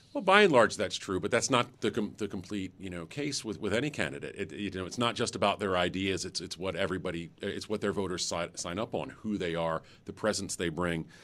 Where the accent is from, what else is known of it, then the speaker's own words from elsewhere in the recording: North Carolina, United States; my home state